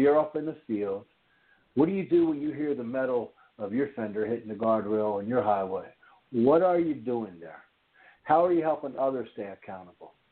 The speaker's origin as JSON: {"language": "English", "town": "Norristown", "region": "Pennsylvania", "country": "United States", "tie": "born or raised there", "moved": "yes", "said": "I grew up in the Philadelphia area"}